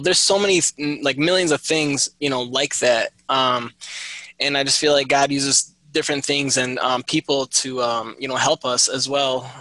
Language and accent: English; Michigan, United States; I was born and raised in Michigan